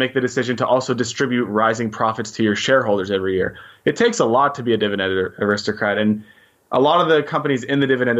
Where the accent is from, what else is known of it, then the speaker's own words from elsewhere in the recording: New Brunswick, Canada; I'm Canadian too. I was born and raised in New Brunswick, so give a shout out to the small giant on the East Coast